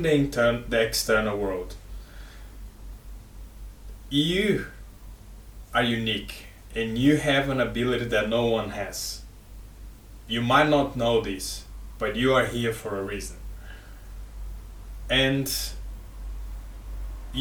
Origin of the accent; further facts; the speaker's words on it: Brazil; now in Australia; I am from Brazil, I live in Australia